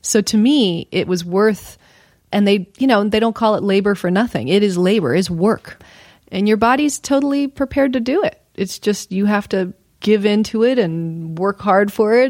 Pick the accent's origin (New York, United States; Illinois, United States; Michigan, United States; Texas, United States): Texas, United States; Houston; I was born in Texas, Houston, Texas